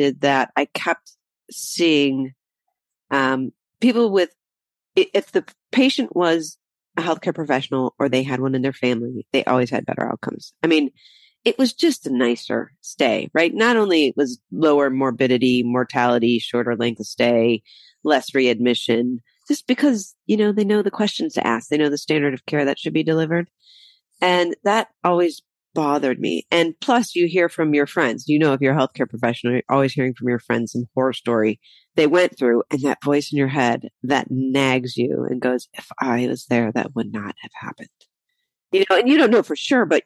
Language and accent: English; Ohio, United States; moved away as an adult; also born or lived in Michigan / Las Cruces, New Mexico; I grew up in Ohio